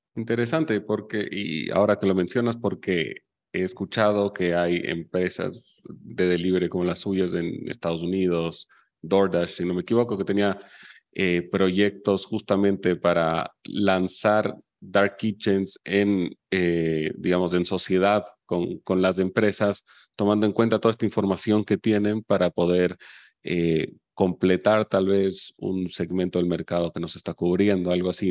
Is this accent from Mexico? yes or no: no; Chile; Yo soy chileno